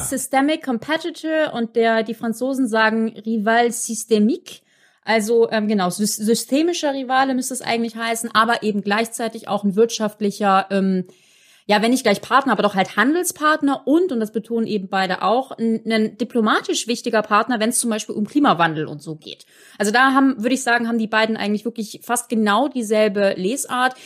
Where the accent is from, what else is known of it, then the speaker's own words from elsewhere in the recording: Germany; als Deutsche